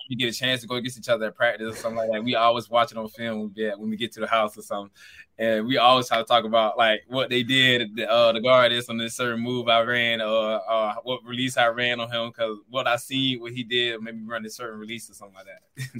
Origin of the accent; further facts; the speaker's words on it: the South, United States; moved away; we're both from the South, and we, our city is basically thirty minutes apart